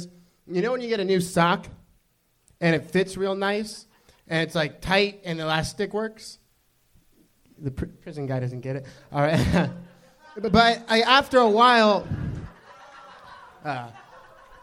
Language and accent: English; Orange County, California, United States; Orange County